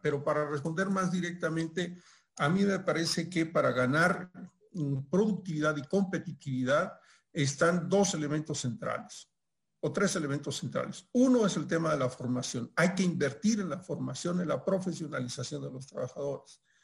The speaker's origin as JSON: {"language": "Spanish", "country": "Mexico", "said": "acá en mi país, en México, donde estoy ahora por el tema de la pandemia"}